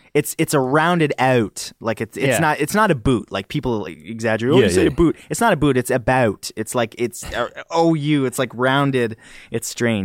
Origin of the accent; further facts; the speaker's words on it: Canada; do you guys hear an accent the way I speak? Because I'm Canadian?